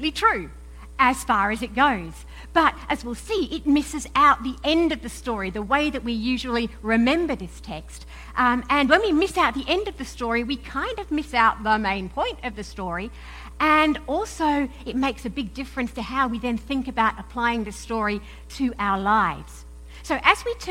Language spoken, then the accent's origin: English; Perth, Western Australia, Australia; accent: mix of Aussie and English; moved away; also born or lived in United Kingdom; I'm an Aussie, right? I was born and brought up in Perth in Western Australia, but then I also spent around about 10 years in various parts of the UK